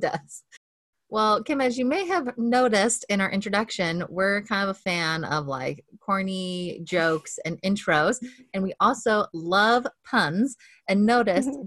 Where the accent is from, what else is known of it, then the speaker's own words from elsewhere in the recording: Montana, United States; now in Corvallis, United States; I grew up in Montana